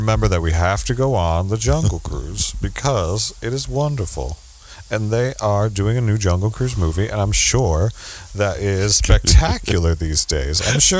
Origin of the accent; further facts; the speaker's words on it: United States; also born or lived in New Jersey / New York City; And I was raised in New Jersey and New York City, basically.